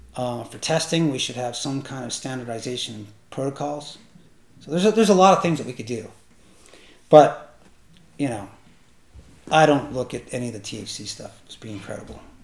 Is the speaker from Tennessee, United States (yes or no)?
no; Northern California, United States; moved away as an adult; also born or lived in Mendocino County, California; now in Canada; I grew up in Northern California